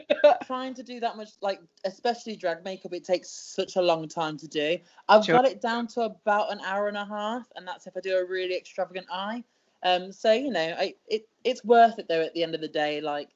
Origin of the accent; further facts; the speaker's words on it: United Kingdom; So I am a British wrestler